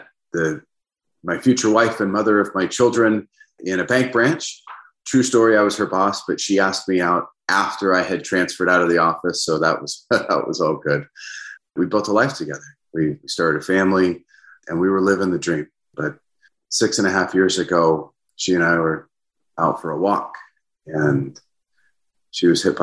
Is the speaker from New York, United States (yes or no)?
no; Seattle, Washington, United States; I grew up just north of the Seattle city limit. So I call myself a Seattleite. Born and raised, been here all my life